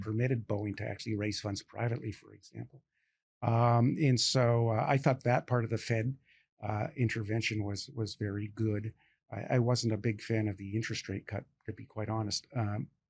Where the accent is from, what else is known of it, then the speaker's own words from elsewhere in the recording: Canada; now in United States; I'm Canadian by birth